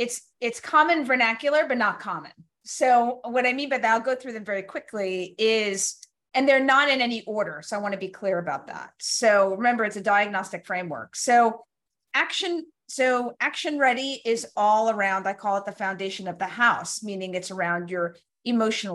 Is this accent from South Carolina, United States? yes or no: no; New York City, New York, United States; I grew up in Brooklyn